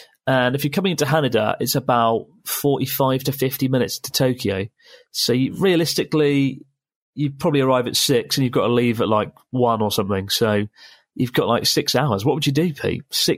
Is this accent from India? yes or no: yes; India; I'm 6 foot and I'm Indian and around 17 stone.